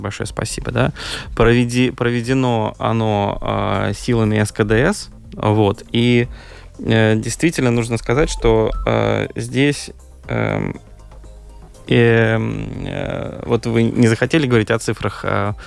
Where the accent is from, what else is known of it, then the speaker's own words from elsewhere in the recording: Moscow, Russia; now in Latvia; я сам же россиянин, mm-hmm. да, я из России, я из Москвы, как бы приехал ну, много лет назад здесь